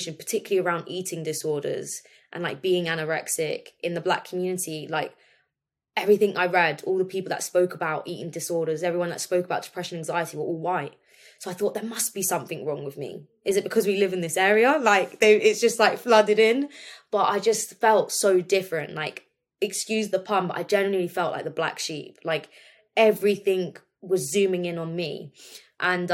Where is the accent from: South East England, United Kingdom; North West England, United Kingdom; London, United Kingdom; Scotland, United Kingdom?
South East England, United Kingdom; Milton Keynes; moved away; grew up in a small village in Milton Keynes